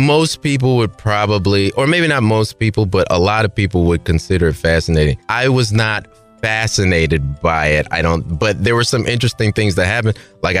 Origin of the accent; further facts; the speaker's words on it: Chicago, Illinois, United States; when I was about 4 years old in Chicago, I'm originally from Chicago.